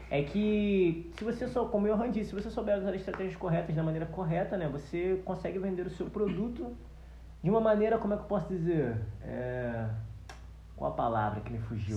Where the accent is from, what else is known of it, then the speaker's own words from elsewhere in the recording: Nilópolis, Rio de Janeiro, Brazil; eu moro em Nilo City, nasci, nasci em Nilo City mesmo.